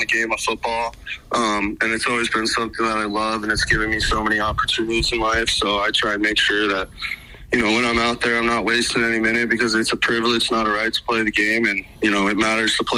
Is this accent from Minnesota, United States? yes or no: no; Bozeman, Montana, United States; I was obviously growing up in Bozeman, Montana.